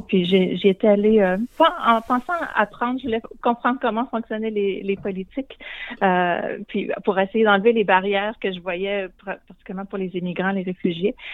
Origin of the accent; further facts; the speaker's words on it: Shawinigan, Quebec, Canada; moved away as an adult; also born or lived in Guelph, Ontario / United States; now in Toronto, Canada; Je suis originaire de Shawinigan